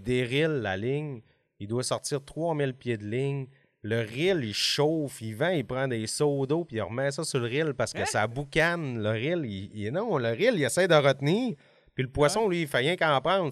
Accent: Alma, Quebec, Canada; j'ai 40 ans puis je viens d'Alma.

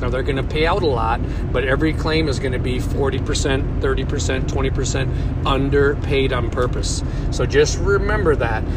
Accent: Minnesota, United States; now in St. Louis, United States; I'm from Minnesota

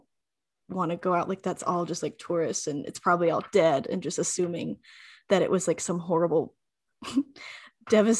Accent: Arizona, United States; moved away as an adult; now in Canada; I'm from Arizona

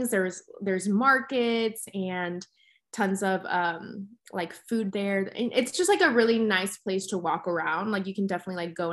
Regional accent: Mexico City, Mexico; people always knew that I was from Mexico City, but again, I never really got to explore it that much because I would always just come back for work

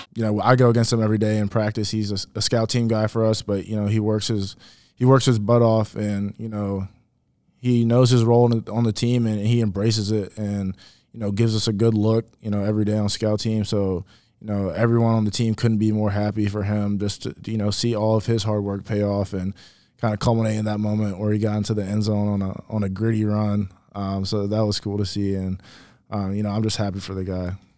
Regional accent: Richmond, Virginia, United States; moved away; Richmond, Virginia, uh, born and raised

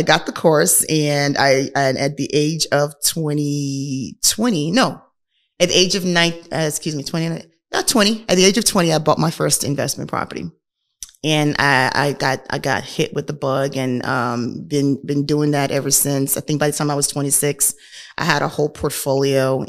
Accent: Nigeria; moved away; I am a Nigerian, was born and raised in Nigeria.

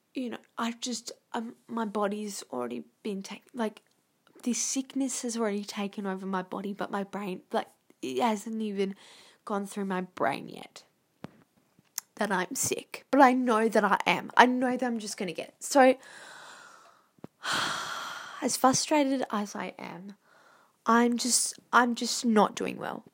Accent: Australia; I'm Australian.

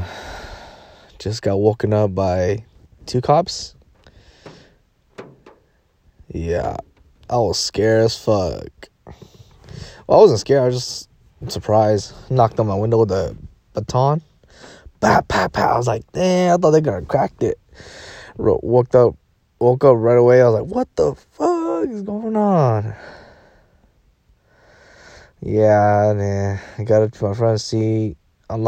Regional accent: Fresno, California, United States; moved away as an adult; now in Monterey, United States; I'm from Fresno. I just moved here 3 weeks ago

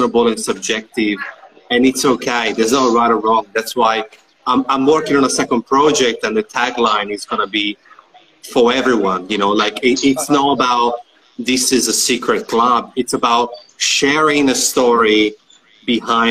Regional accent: Italy; moved away as an adult; now in Australia; I'm from Italy. So, and I've been living in Australia for 9 years.

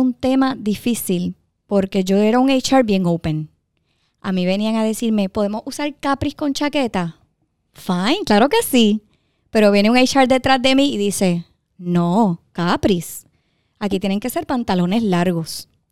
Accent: Dorado, Puerto Rico; yo soy de Dorado.

